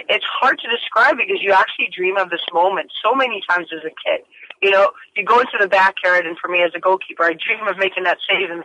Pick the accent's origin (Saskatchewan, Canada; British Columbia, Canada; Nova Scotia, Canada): British Columbia, Canada; Vancouver; BC Place in Vancouver because that's my hometown